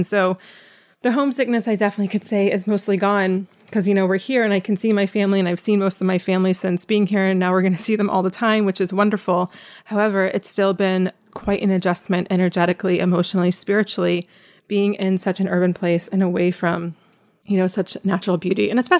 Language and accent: English; East Coast, United States; now in Philadelphia, United States; My husband's from here, but I used to live in DC and I'm from the East Coast.